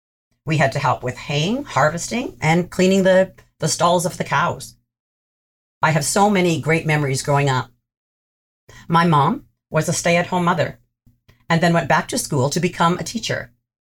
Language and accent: English; Six Nations Reserve, near Brantford, Ontario, Canada; I grew up on the Six Nations Reserve, now known as the Six Nations of the Grand. This is located near Brantford, Ontario.